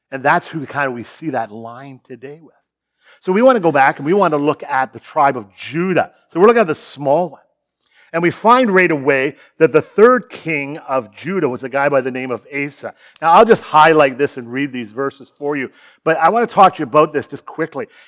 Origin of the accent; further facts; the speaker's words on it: Sarnia, Ontario, Canada; also born or lived in Chicago; born and raised in Sarnia, just down the road